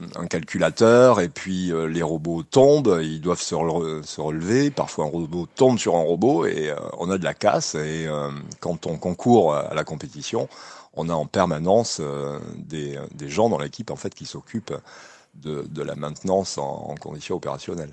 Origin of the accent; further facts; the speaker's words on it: Nouvelle-Aquitaine, France; chez nous en Aquitaine